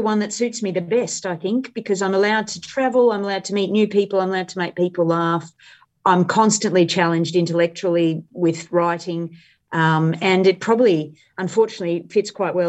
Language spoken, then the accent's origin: English; India; So I grew up in India.